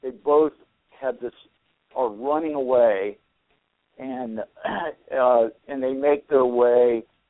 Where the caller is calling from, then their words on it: Phoenix, Arizona, United States; Phoenix, Arizona.